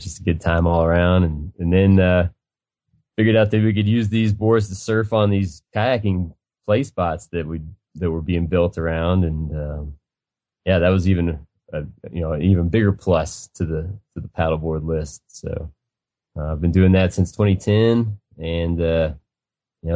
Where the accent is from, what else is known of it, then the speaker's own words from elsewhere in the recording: Western Kentucky, United States; moved away as an adult; now in Denver, United States; I grew up in Western Kentucky